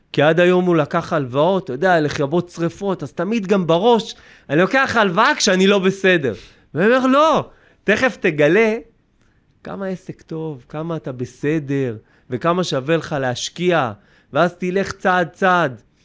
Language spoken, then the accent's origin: Hebrew; Kiryat Ono, Central District, Israel; אני מקריית אונו